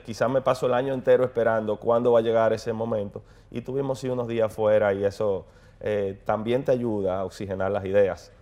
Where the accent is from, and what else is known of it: Dominican Republic